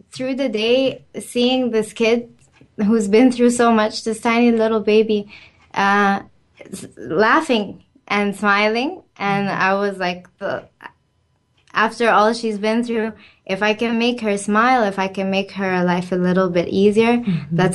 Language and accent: English; Cairo, Cairo Governorate, Egypt; moved away; so I'm from Egypt. My family is Egyptian. Uh, I've lived there most of my life, and in Cairo, where I lived